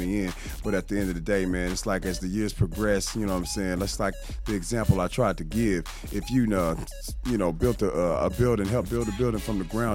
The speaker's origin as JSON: {"language": "English", "town": "Kansas City", "region": "Missouri", "country": "United States", "tie": "born or raised there", "said": "I hail from Kansas City, Missouri"}